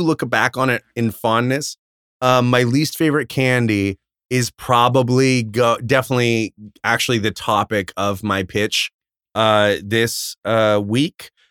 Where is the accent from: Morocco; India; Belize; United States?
United States; Arizona; growing up in Arizona